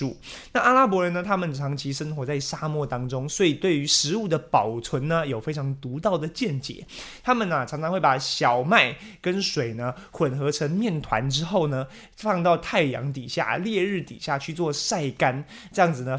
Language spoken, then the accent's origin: Chinese; Italy; 我们意大利人